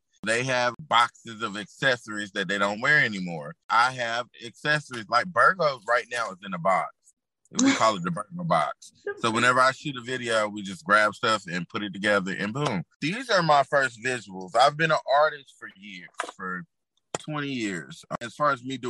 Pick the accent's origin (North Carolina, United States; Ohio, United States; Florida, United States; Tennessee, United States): North Carolina, United States; Fayetteville; I am from Fayetteville, aka Dreamville